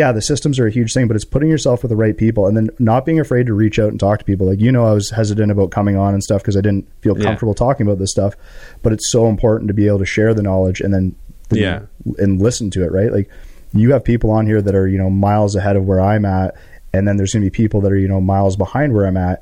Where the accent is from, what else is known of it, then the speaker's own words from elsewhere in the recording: Canada; we are all happy and proud to be Canadian